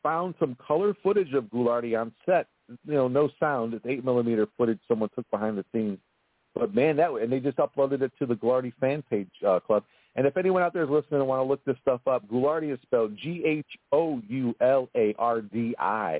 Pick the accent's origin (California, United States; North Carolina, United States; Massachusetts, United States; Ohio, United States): Ohio, United States; Cleveland; we make Cleveland a character in the show, as far as it being where we're from.